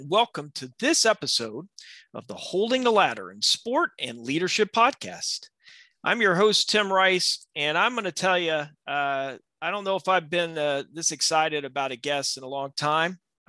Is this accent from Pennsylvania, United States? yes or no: no; Baldwin County, Alabama, United States; growing up in Baldwin County